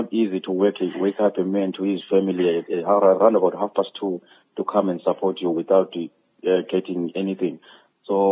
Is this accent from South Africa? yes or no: yes; KwaZulu-Natal, South Africa; whole South African, whole KwaZulu-Natal, my home state